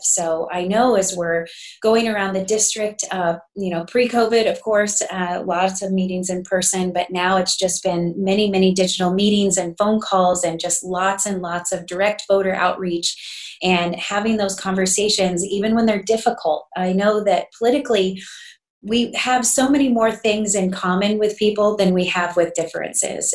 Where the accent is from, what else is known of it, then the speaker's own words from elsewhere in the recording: Garden City, Kansas, United States; I'm born and raised in Garden City, Southwest Kansas proud